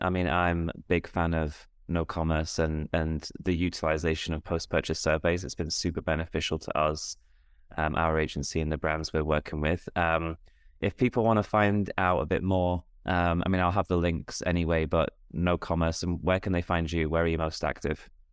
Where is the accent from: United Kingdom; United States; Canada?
United Kingdom; me as a Brit